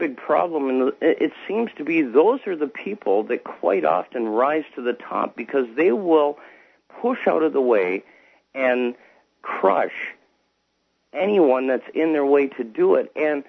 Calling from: Canada; I'm calling from Canada.

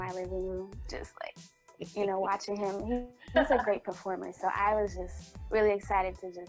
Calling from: Midwest, United States; Okay, Midwest.

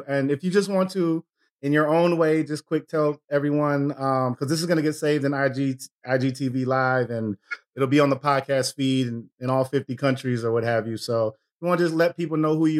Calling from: Minneapolis, Minnesota, United States; I am in Minneapolis, so a couple hours ahead of you.

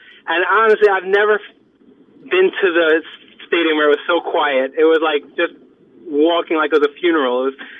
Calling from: Far Rockaway, New York, United States; … from Far Rockaway.

